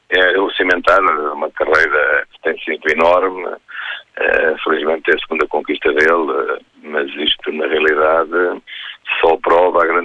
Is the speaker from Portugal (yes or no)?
yes; Portugal